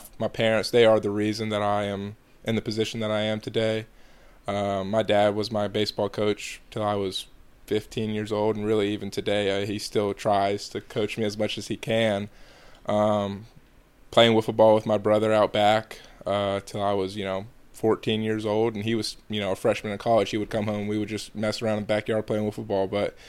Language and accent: English; Georgia, United States; I'm from Georgia, but I don't think I have a Southern accent at all.